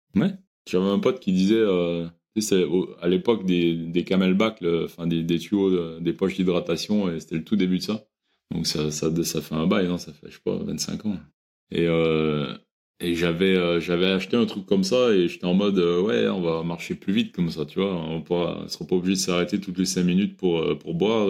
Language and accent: French; Quebec, Canada; moved away; j'ai grandi au Québec